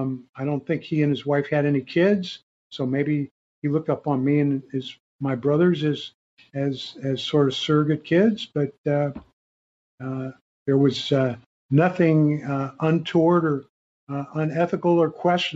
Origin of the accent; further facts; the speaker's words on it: St. Louis, Missouri, United States; when I was growing up in St. Louis, I was, 8 or 9 years old.